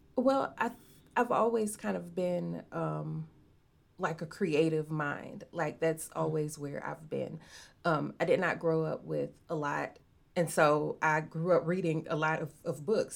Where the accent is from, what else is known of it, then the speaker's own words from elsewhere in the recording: Arkansas, United States; also born or lived in Chicago; Arkansas is the home I've I've only ever been old enough to actually know